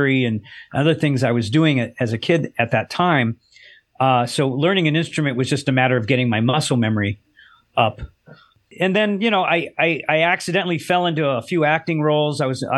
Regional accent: Los Angeles, California, United States; I grew up in Southern California, yeah, Los Angeles.

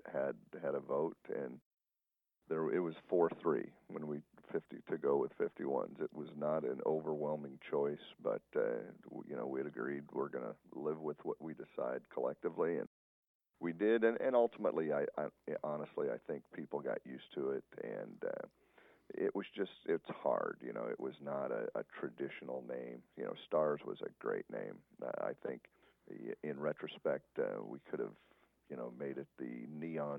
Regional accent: Tonopah, Nevada, United States; now in Las Vegas, United States; I'm a small-town guy. I'm from Tonopah

